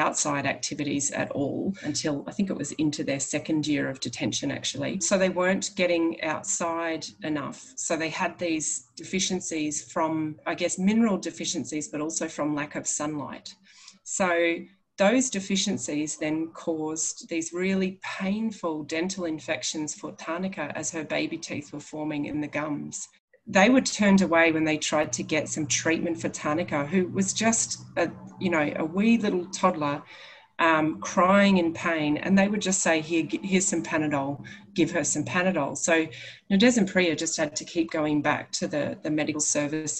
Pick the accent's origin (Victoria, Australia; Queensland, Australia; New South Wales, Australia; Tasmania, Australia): Queensland, Australia; Biloela; I grew up in Biloela.